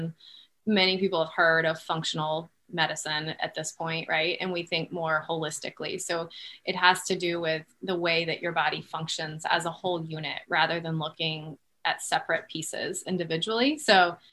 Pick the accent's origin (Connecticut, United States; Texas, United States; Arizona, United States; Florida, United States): Florida, United States; I grew up in Florida.